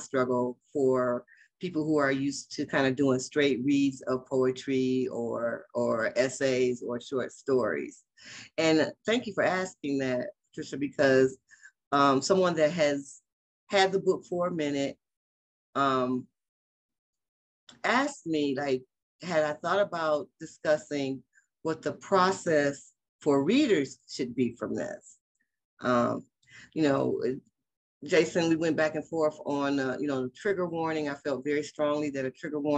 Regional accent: Detroit, Michigan, United States; also born or lived in Los Angeles, California; now in Las Vegas, United States; I always rep for my hometown

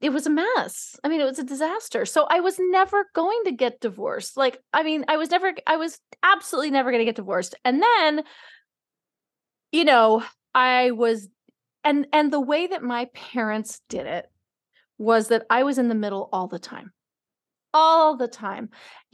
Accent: New York City, New York, United States; I grew up in New York City

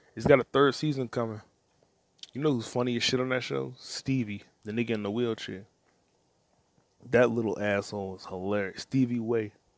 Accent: United States; I'm black American

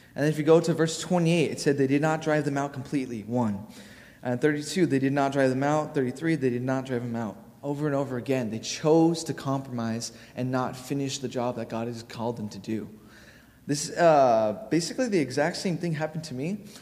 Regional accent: Honolulu, Hawaii, United States; moved away; I'm from Hawaii

